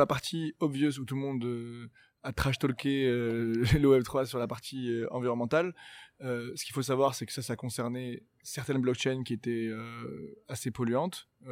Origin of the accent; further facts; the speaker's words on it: Morocco; je viens du Maroc